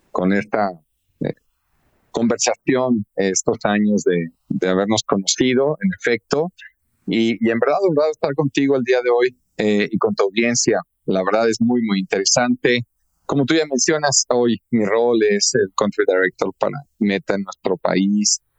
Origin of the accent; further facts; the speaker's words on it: Argentina; now in Mexico; la primera de ellas es que nací en nuestro país, en México, eh, pero mis primeros ocho o nueve años los viví, me formé y me eduqué en Argentina.